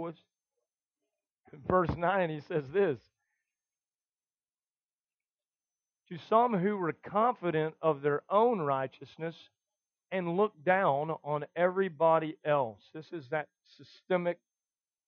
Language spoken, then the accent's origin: English; the South, United States; us guys in the South